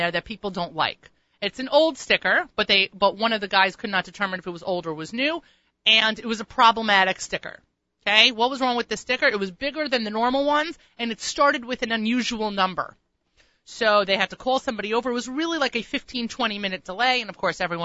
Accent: Long Island, New York, United States; I'm from Long Island

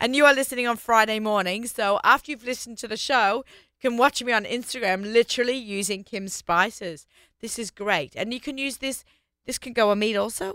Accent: Australia; accent: Australian; moved away as an adult; now in New York, United States; I'm Australian

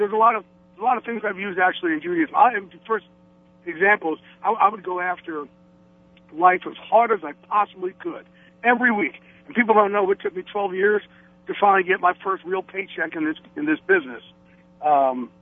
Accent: Jersey Shore, New Jersey, United States; Jersey Shore

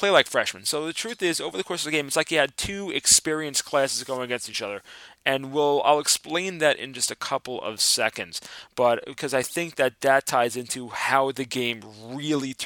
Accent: New York, United States; me being the New Yorker

